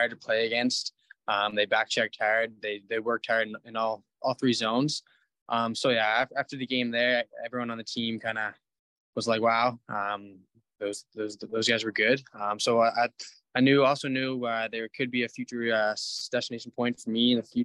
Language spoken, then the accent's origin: English; Nova Scotia, Canada; also born or lived in Bathurst; now in Gatineau, Canada; we're both from Nova Scotia